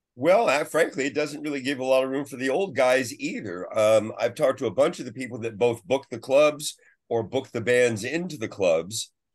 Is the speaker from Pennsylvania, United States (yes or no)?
no; San Francisco, California, United States; also born or lived in Half Moon Bay, California / Sausalito, California; I grew up in the Bay Area